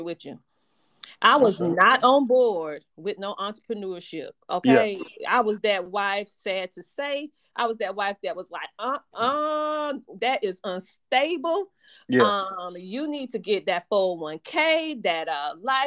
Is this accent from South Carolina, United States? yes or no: yes; Bennettsville, South Carolina, United States; I'm from a small town in South Carolina called Bennettsville. And so growing up, I was only child